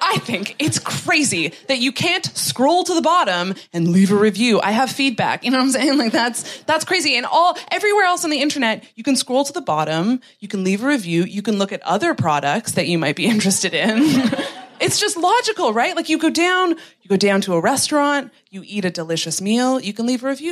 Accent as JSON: {"language": "English", "country": "Canada", "moved": "as an adult", "lives_now": "London, United Kingdom", "said": "I'm from Canada."}